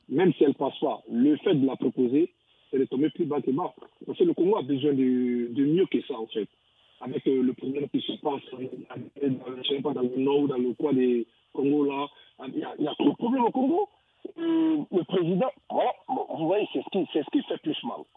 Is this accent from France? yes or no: no; Côte d’Ivoire; Moi, je suis ivoirien. rien hein. Moi, je suis ivoirien. Je sais quand le problème s'est passé en Côte d'Ivoire.